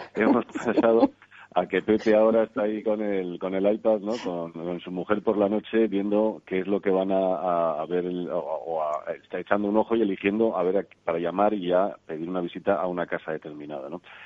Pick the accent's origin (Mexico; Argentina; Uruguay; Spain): Spain; como españoles